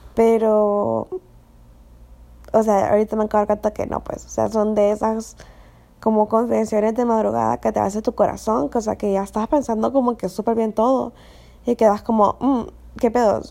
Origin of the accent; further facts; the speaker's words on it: Honduras; yo soy de Honduras, eh, entonces vengo de una cultura bien conservadora